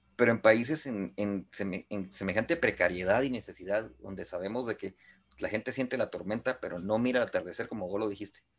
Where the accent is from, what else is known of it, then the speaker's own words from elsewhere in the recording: Guatemala; soy guatemalteco